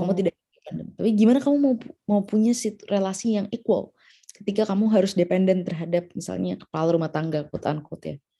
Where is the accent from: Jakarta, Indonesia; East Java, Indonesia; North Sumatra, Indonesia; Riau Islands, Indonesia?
Jakarta, Indonesia; aku ya sebagai orang Jakarta